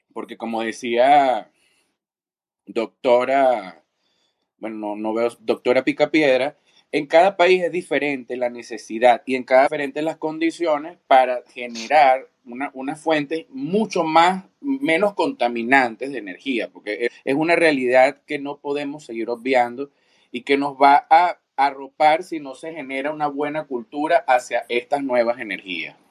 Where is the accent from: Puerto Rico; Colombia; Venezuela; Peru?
Venezuela; yo soy de Venezuela